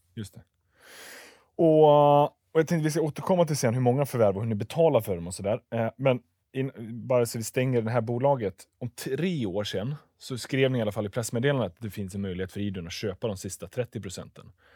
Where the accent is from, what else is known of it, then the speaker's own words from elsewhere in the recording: Tranemo, Västra Götaland, Sweden; jag bor på andra sidan, eh, eller bor, kommer ifrån regionsgränsen i Västra Götaland, Tranemo med mera